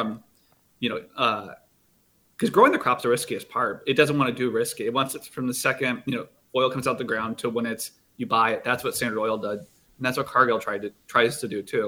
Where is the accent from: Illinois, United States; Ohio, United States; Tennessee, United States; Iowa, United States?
Iowa, United States; Cedar Rapids; I'm from Cedar Rapids